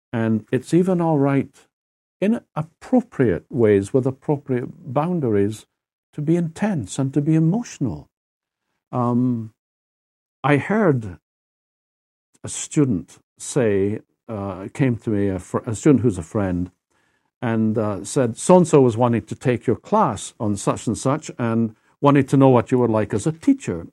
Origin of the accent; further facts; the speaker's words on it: Edinburgh, Scotland, United Kingdom; accent: Scottish; moved away as an adult; now in United States; my sense of things is actually European. I, thirty-one years, I lived my life in Edinburgh, in Scotland. I'm not American